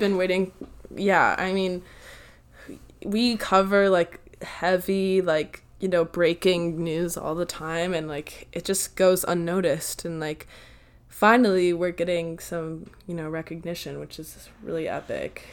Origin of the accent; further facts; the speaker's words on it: United States; I'm American